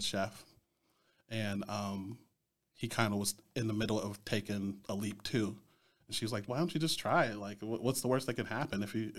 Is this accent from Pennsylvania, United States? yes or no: yes; Greensburg, Pennsylvania, United States; also born or lived in Chicago; I'm from Greensburg. I've been here since I was 3. Originally from Chicago.